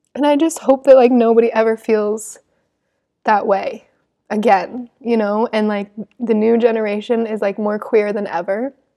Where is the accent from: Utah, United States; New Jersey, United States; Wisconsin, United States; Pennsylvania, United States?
Utah, United States; Salt Lake City; growing up in Salt Lake City